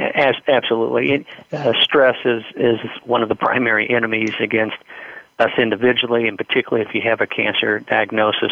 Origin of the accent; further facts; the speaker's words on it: Indiana, United States; I'm from Indiana